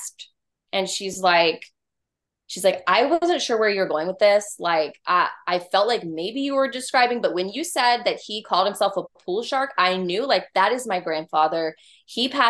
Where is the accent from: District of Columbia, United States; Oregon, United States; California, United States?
California, United States; now in Georgia, United States; I'm from California originally, but here in Georgia, where we both live